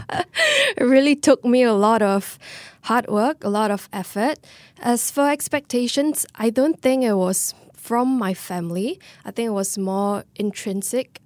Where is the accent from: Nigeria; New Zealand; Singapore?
Singapore; being Singaporean